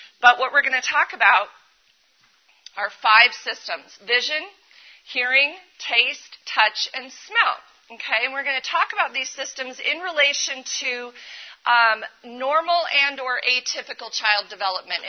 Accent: Colorado, United States; I am from Colorado

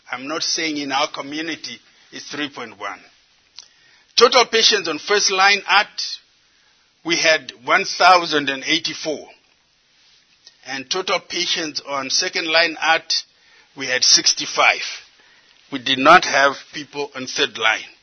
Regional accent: Zimbabwe; moved away as an adult; also born or lived in United States; I come from Zimbabwe, but I did most of my education here in the United States

